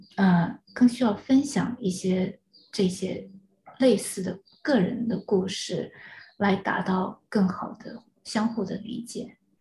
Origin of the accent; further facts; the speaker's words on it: China; first language Chinese; moved away as an adult; now in United States; 你知道我是大陆长大的，然嗯。后直接从大陆过来